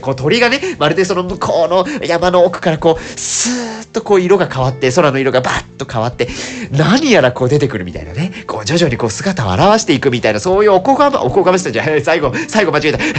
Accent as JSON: {"language": "Japanese", "region": "Nagasaki", "country": "Japan", "tie": "born or raised there", "moved": "yes", "said": "長崎県の出身でございますので"}